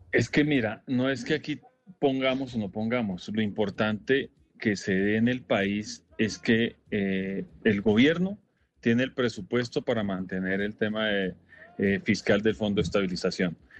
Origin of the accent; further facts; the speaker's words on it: Colombia; como colombianos